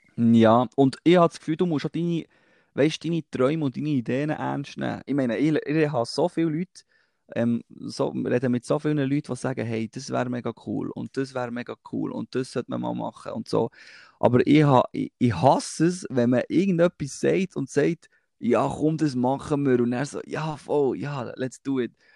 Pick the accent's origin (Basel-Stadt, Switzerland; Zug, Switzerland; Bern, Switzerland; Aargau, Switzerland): Bern, Switzerland; Thun; bei uns in Thun am See